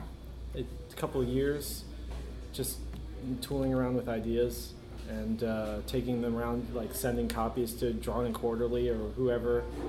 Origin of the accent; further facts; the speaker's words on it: Philadelphia suburbs, Pennsylvania, United States; I grew up in Philly. Okay. Well, outside of Philly, in the suburbs